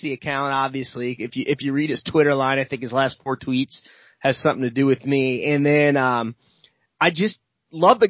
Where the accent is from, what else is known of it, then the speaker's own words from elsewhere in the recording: Rolla, Missouri, United States; now in St. James, United States; I actually live in a town called St. James, but I grew up in Rolla, Missouri